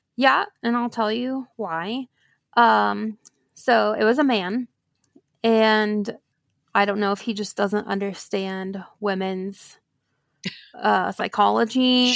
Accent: Oklahoma, United States; I was born and raised here in Oklahoma

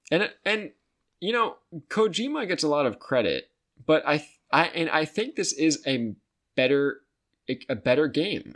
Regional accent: United States; as the American people

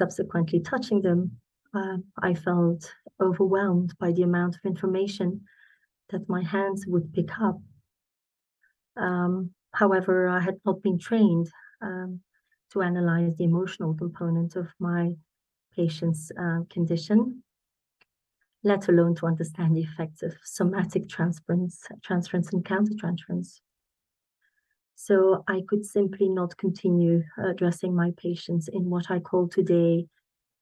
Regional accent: Belgium; moved away as an adult; also born or lived in London; I'm from Belgium originally

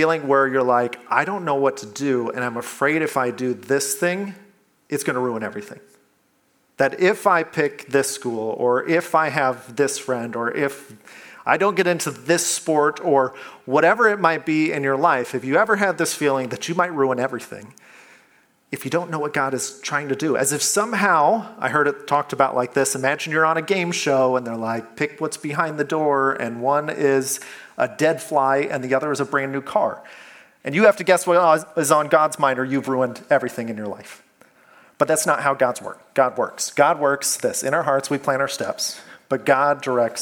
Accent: Iowa, United States; moved away; I'm from Iowa

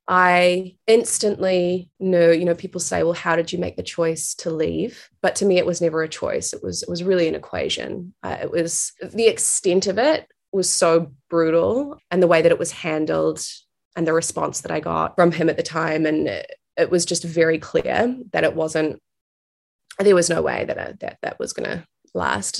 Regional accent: New Zealand; moved away as an adult; also born or lived in New York; I'm originally from New Zealand. That's where I am right now. Uh, it's where I grew up.

